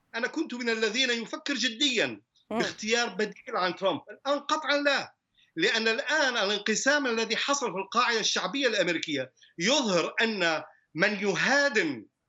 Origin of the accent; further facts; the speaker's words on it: United States; انا كامريكي من اصل عربي